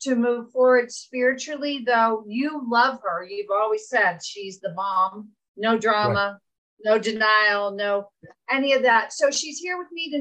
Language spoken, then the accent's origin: English; Virginia, United States; I grew up in Virginia